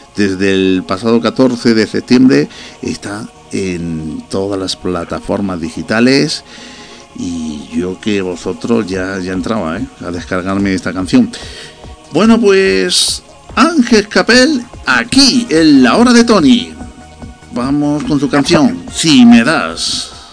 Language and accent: Spanish; Granada, Andalusia, Spain; Yo soy de Granada